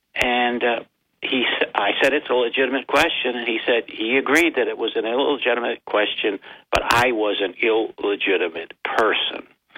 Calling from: Binghamton, New York, United States

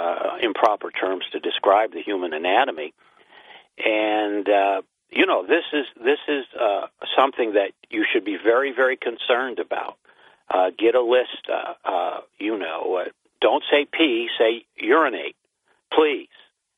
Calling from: New York, United States; The Chameleon from upstate New York.

